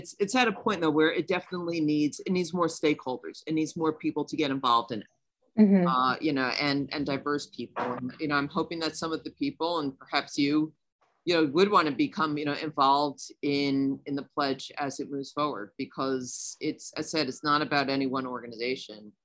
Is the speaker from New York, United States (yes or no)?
yes; New York, United States; as a New Yorker